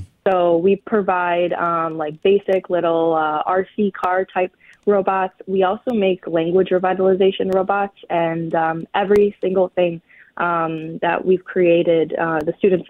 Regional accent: Michigan, United States; I'm Ojibwe from the Sioux Tribe, which is in the Upper Peninsula of Michigan. Mm-hmm. I kind of grew up all over the place.

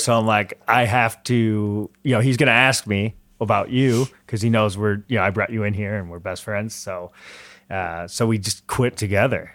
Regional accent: Metro Detroit, Michigan, United States; moved away as an adult; also born or lived in Chicago

